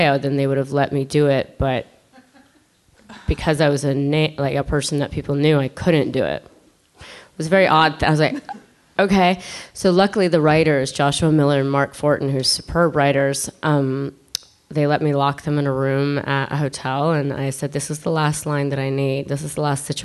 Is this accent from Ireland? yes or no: yes; Ireland; I'm Irish